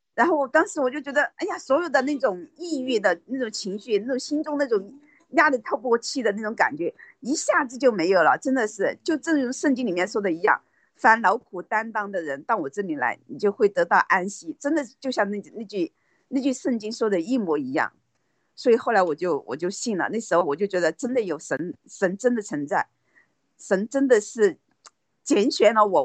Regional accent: China; moved away as an adult; also born or lived in Hong Kong / Chongqing; 我们在国内长大都是那种功利心比较强

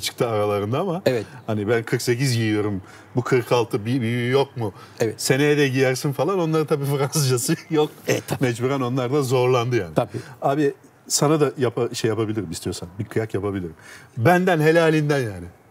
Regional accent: Turkey; first language Turkish; Sonuçta ben Türk'üm abi ana dilim Türkçe

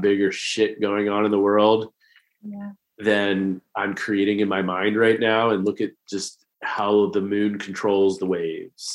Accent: Maryland, United States; accent: Maryland accent; we're both Marylanders

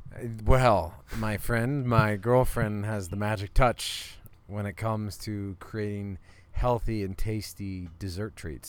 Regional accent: Iowa, United States; also born or lived in Colorado; now in Boulder, United States; we're buddies from Iowa

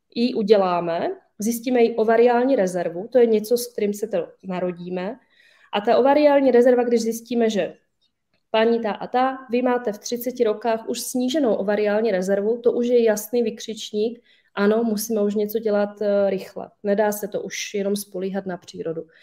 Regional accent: Slovakia; now in Czech Republic; já sama jsem ze Slovenska

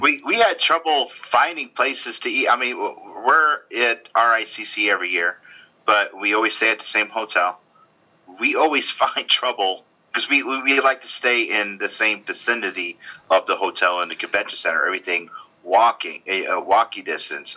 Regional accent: Norwalk, Connecticut, United States; growing up in Connecticut, Norwalk, Connecticut, close to New York

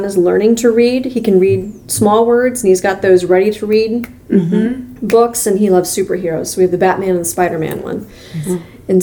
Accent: Ottumwa, Iowa, United States; also born or lived in Missouri / Minnesota; now in Cedar Rapids, United States; growing up in Ottumwa

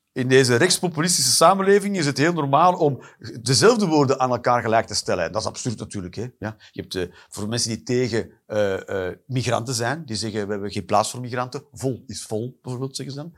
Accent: Flanders, Belgium

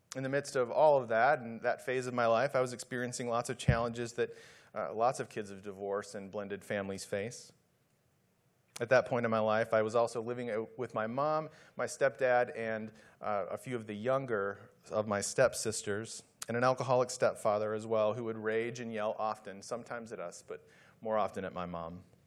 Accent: Midwest, United States; moved away as an adult; also born or lived in Dallas / San Antonio; I was just a kid growing up in the Midwest

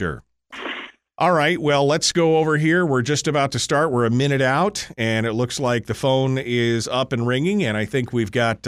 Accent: Fairbanks, Alaska, United States; I'm from Fairbanks

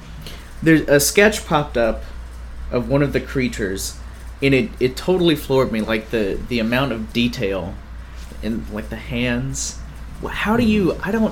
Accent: Louisiana, United States; I grew up in Louisiana in a small town

